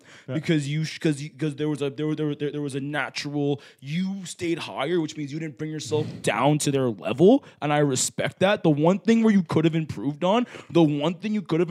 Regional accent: Canada; us just being too Canadian

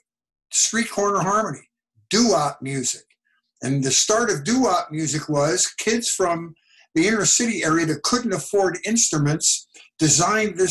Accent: Philadelphia, Pennsylvania, United States; I was born and raised in Philadelphia

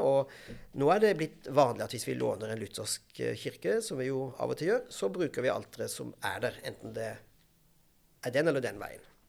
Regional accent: Grimstad, Agder, Norway; also born or lived in London / Stavanger / Bergen / Porsgrunn; now in Bærum, Norway; Jeg kommer fra Grimstad i Agder

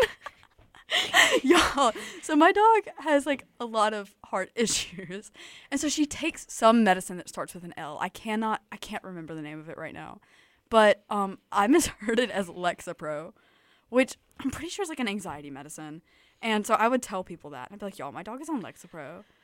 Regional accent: Tuscaloosa, Alabama, United States; I am from Tuscaloosa, Alabama

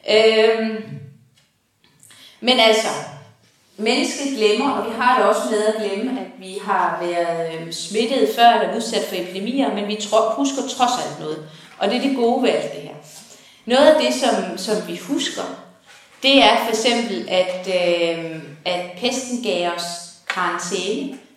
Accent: Horsens, Central Denmark Region, Denmark; hvor jeg kommer fra på Horsens egen

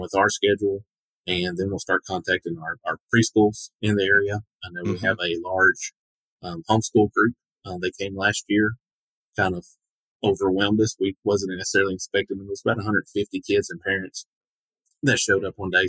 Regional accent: Portland, Tennessee, United States; this has been home uh, my entire life.

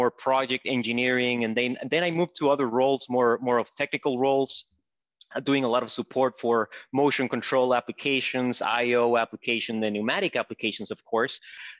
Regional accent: Ciudad Juárez, Chihuahua, Mexico; moved away as an adult; now in Chicago, United States; I was actually born and raised in Juarez, Mexico. So that's right in the border with Texas. So I was born and raised there. So I grew up like living in between nations somehow

